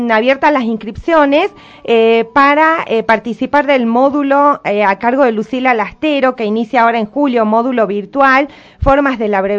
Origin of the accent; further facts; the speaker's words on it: Argentina; yo soy argentina